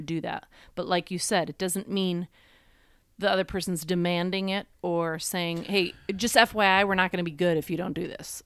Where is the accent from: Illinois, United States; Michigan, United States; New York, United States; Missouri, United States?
New York, United States; I'm just from New York